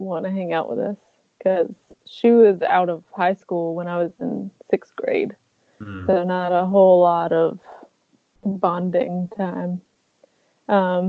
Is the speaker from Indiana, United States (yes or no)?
no; Jamesville, North Carolina, United States; I am originally from a small town called Jamesville, North Carolina.